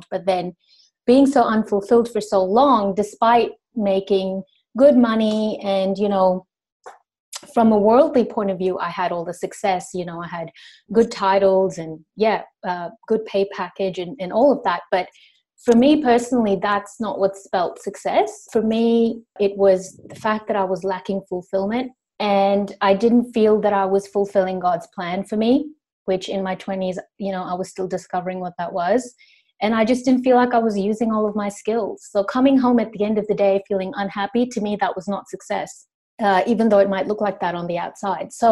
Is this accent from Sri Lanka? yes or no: yes; Sri Lanka; also born or lived in Indonesia / Los Angeles, United States; now in Australia; Uh, my origin is actually Indian, but I grew up in uh, Sri Lanka in Indonesia. And then I studied in the US in Los Angeles for a couple of years